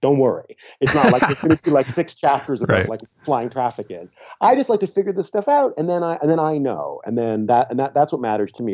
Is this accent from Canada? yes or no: yes; Canada; I'm Canadian